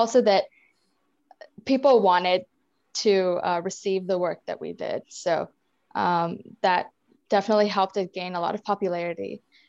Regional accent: India; accent: Indian; English is a second language; When I first moved here, like my accent, my Indian accent was like, it stood out.

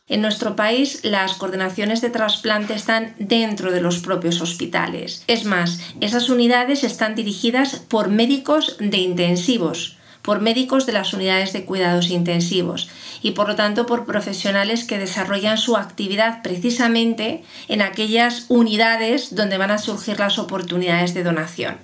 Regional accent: Spain; en España nos hemos preparado

